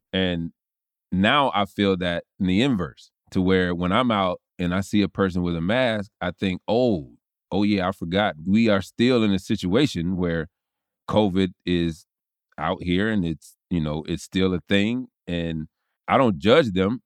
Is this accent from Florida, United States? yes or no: yes; Tallahassee, Florida, United States; growing up in Tallahassee and even in college